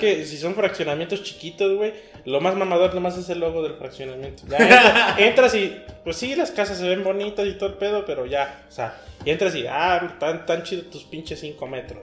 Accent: Mexico; soy mexicano, cabrón. Vivo acá

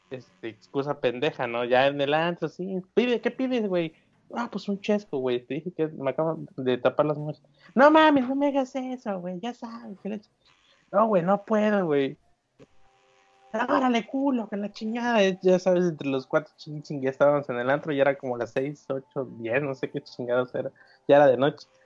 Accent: Veracruz, Mexico; no, no, no tengo esas costumbres, güey. Soy jarocho.

